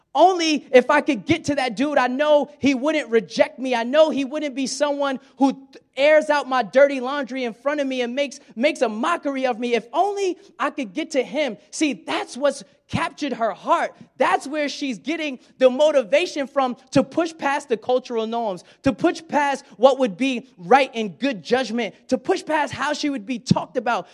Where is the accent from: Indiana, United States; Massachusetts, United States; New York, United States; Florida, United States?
New York, United States; Brooklyn; moved away as an adult; also born or lived in West Virginia; I'm from Brooklyn